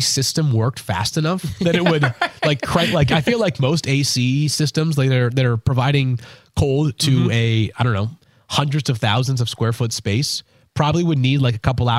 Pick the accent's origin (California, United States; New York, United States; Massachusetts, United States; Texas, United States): Massachusetts, United States; I grew up in Massachusetts